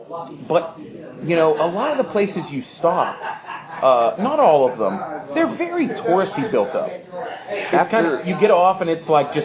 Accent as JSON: {"language": "English", "town": "Homestead", "region": "Pennsylvania", "country": "United States", "tie": "born or raised there", "said": "I come from Homestead being a 16-year-old kid"}